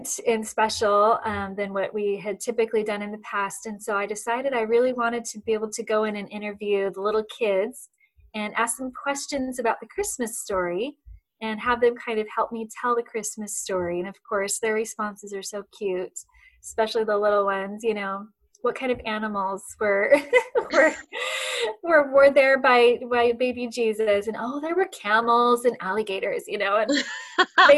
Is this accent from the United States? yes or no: yes; Arizona, United States; moved away as an adult; also born or lived in Western Washington; now in Washington, United States; we are originally from Arizona. So we are desert people, but we've ended up here in Western Washington, and we've been here for coming up on 11 years